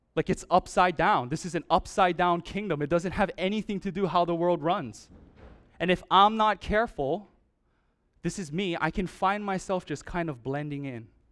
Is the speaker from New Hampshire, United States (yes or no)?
no; Oahu, Hawaii, United States; moved away; I'm from Oahu